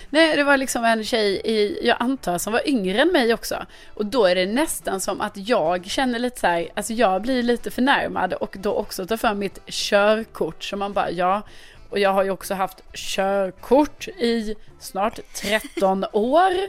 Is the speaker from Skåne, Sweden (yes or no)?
yes; Lund, Skåne, Sweden; Jag kommer ju från Lund.